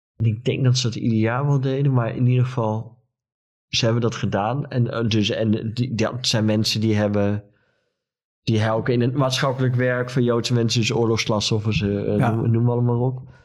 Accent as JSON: {"language": "Dutch", "region": "Friesland", "country": "Netherlands", "said": "ik kom uit Friesland"}